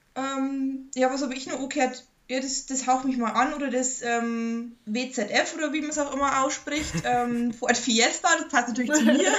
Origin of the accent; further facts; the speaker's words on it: Bavaria, Germany; bei uns in Bayern